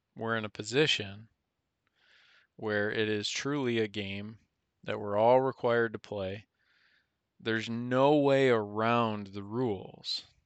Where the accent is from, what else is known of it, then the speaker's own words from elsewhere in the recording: United States; we as the American people